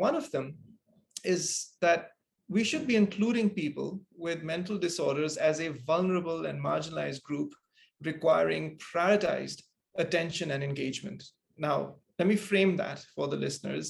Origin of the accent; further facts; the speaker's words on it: Singapore; growing up in Singapore